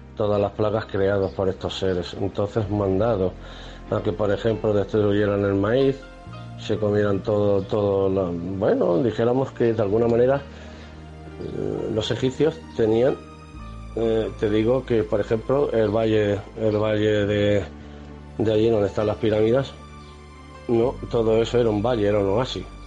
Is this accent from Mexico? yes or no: no; Spain; como español que me considero